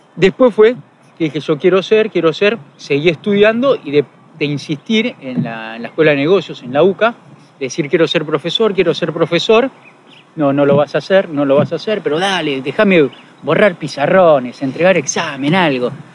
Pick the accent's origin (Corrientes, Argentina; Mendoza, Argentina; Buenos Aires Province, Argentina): Buenos Aires Province, Argentina; Mar del Plata; Soy de Mardel, tengo mis amigos, son los que me conocen